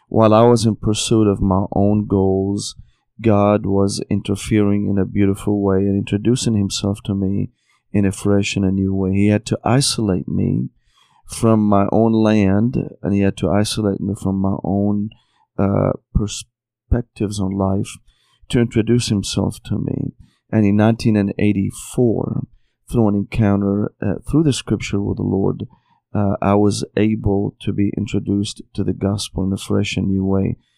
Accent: Syria; moved away as an adult; also born or lived in Tennessee, United States; now in United States; I was born and raised in Syria

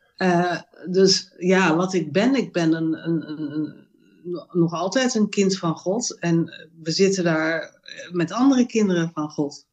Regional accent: Amsterdam, North Holland, Netherlands; now in Roermond, Netherlands; ik ben eh, eh, geboren in Amsterdam. en Ik woon nu in Roermond, in Limburg.

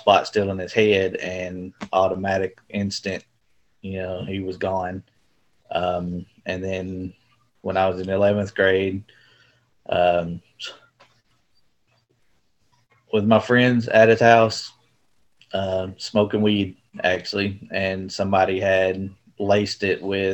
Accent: Camden, Arkansas, United States; also born or lived in El Dorado, Arkansas / Jonesboro, Arkansas; I was born in El Dorado, Arkansas. Grew up in Camden, about 30 minutes away

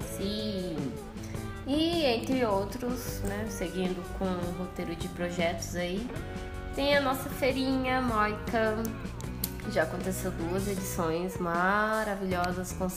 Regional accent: Cuiabá, Mato Grosso, Brazil; now in São Paulo, Brazil; eu sou de Cuiabá

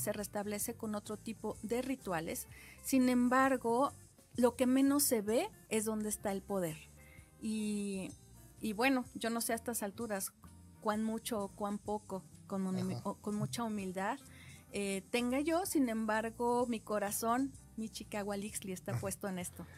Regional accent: Mexico; Yo que tengo sangre guerrerense y oaxaqueña

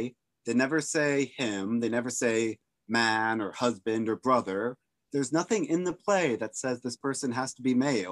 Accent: Oregon, United States; I am from Oregon.

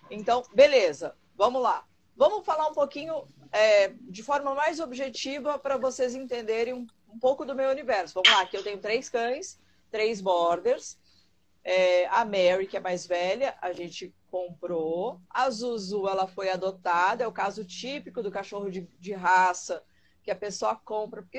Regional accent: Rio Grande do Sul, Brazil; now in Brasília, Brazil; É, sou do Rio Grande do Sul, vocês vão sentir de vez em quando um

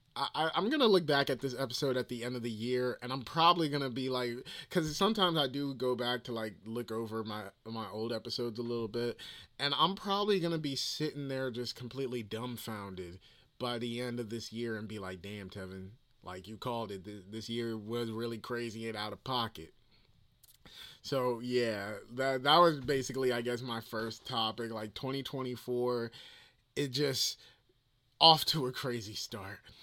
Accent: New Jersey, United States; accent: Jersey; I can really hear the Jersey accent

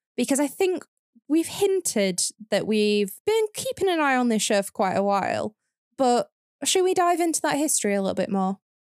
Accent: the North, the north of England, United Kingdom; my experience growing up in the North

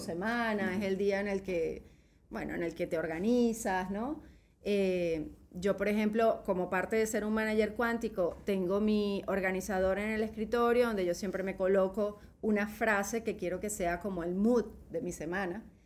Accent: Venezuela; moved away as an adult; now in Spain; yo salí de Venezuela muy molesta con Venezuela, ¿ok? Eh, yo estaba bien, o sea, en el sentido económico, mi casa, todo tal. Yo salí con 36 años

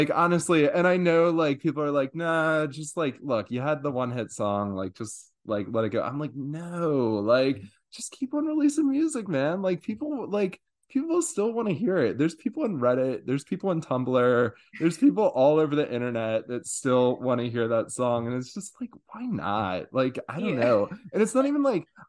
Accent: Baltimore, Maryland, United States; also born or lived in New York; I'm from Baltimore, and like just bouncing back from Baltimore to New York

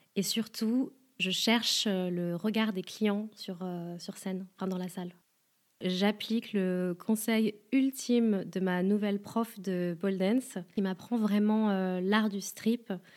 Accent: France; je suis française

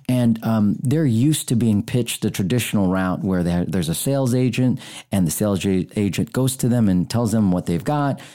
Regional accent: United States; I was born here in America 'cause of my dad joined the Navy

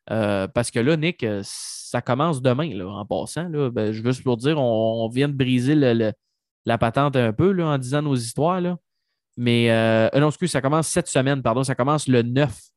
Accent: Trois-Rivières, Quebec, Canada; Je viens de Trois-Rivières.

